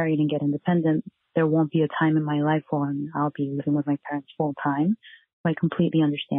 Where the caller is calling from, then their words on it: South Korea; I'm calling from South Korea.